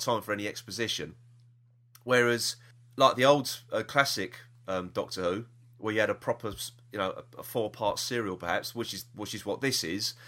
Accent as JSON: {"language": "English", "region": "London", "country": "United Kingdom", "said": "we are from South East London"}